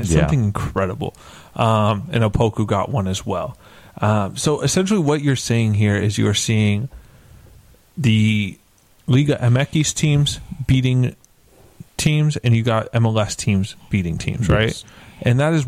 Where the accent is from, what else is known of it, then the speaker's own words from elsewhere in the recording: West Coast, United States; I'm from the West Coast